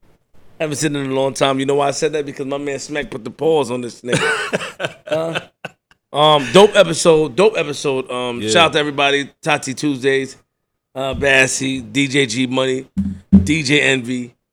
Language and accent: English; Queens, New York, United States; I'm from Queens.